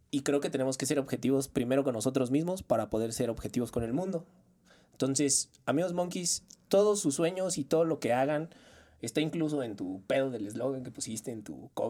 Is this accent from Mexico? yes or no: yes; Mexico; Somos mexicanos.